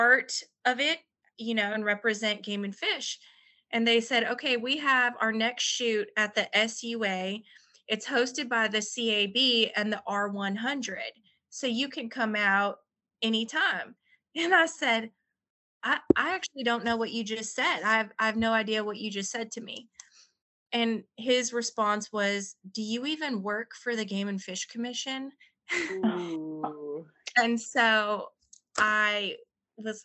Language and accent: English; New York, United States; now in Arkansas, United States; I'm a female. I'm from New York